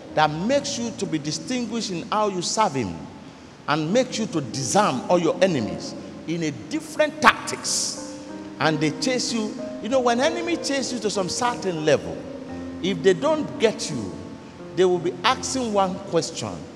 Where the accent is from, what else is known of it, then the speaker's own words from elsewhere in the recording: Ghana; I am from the Yoruba tribe even though I'm a Ghanaian